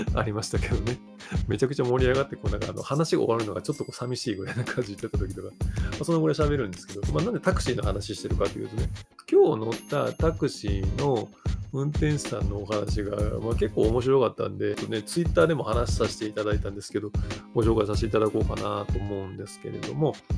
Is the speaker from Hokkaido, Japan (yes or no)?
no; Kyoto, Japan; 僕京都なんですよ